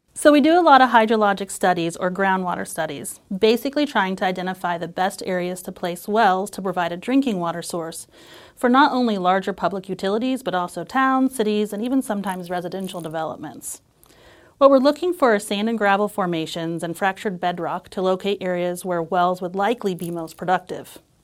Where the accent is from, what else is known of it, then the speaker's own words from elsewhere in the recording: near Turkey Run State Park, Indiana, United States; I grew up near Turkey Run State Park